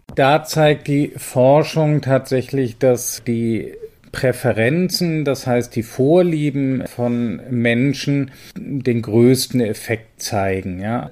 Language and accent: German; North Sea coast, Northern Germany, Germany; Da ich auch aus der Gegend komme